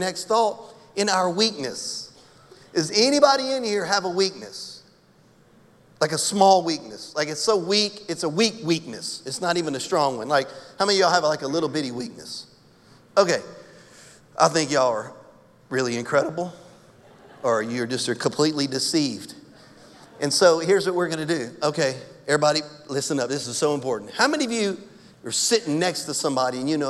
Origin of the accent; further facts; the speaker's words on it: Louisiana, United States; I'm from Louisiana.